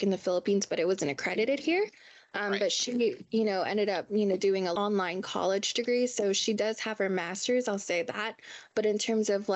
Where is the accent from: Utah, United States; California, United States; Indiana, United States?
California, United States; National City; I'm from San Diego, California, specifically National City